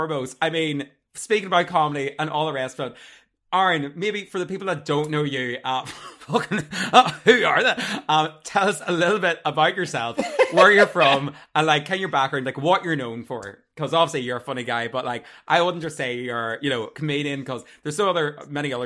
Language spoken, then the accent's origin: English; Armagh, Northern Ireland, United Kingdom; moved away as an adult; now in Dublin, Ireland; from Armagh